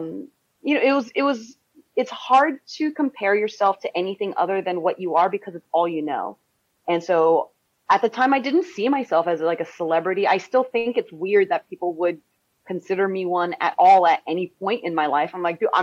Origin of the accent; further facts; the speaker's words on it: California, United States; growing up in California